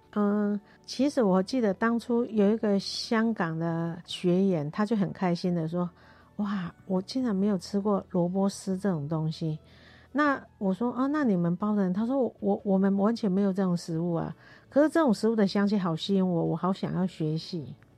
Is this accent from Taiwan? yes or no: yes; Taiwan; 我是标准的客家人哦